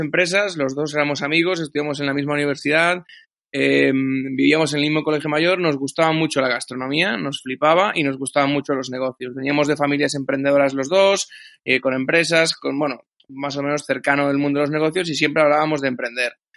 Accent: Galicia, Spain; moved away; tanto Andrés como yo somos gallegos

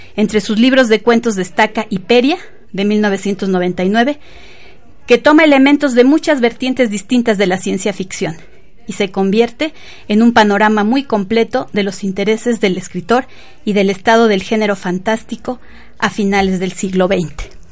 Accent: Mexico; estamos atravesados como mexicanos

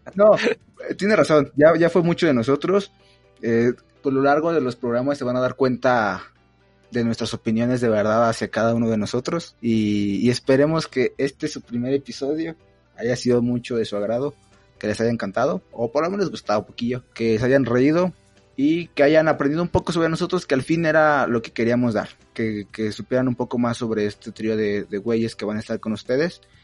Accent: State of Mexico, Mexico; yo también soy del Estado de México

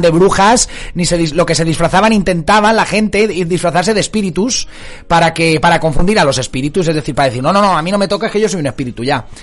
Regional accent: Marina Alta, Valencian Community, Spain; mi tierra, de la Marina Alta

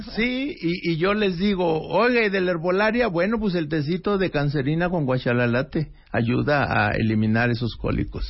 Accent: Mexico; somos salados los mexicanos

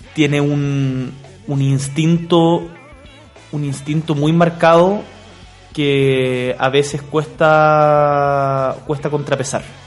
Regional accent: Magallanes and Chilean Antarctica, Chile; yo soy magallánico, nacido y criado

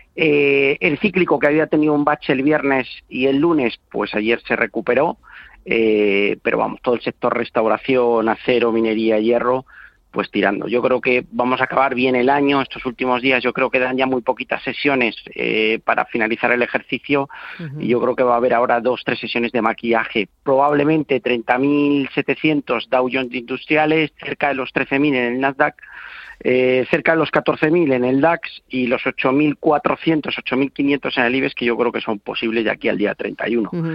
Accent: Tordesillas, Castile and León, Spain; moved away; de mi pueblo, que siempre lo digo a mucha honra, que es Tordesillas

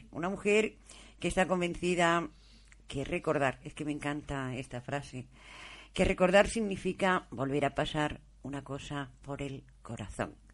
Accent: Almería, Andalusia, Spain; nací aquí en Almería, en la, capital, era niña de Capi, que entonces se decían las niñas de los pueblos las niñas de la Capi.

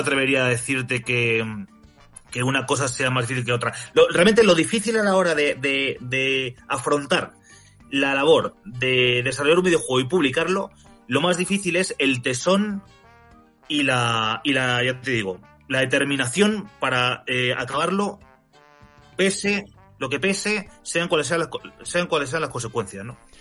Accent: Spain; mi país

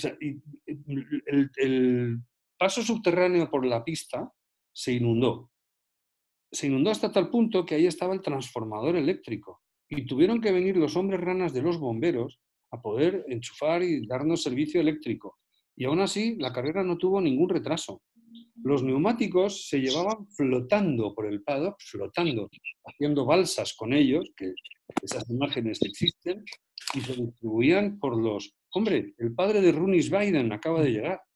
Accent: Spain; also born or lived in Madrid; los españoles

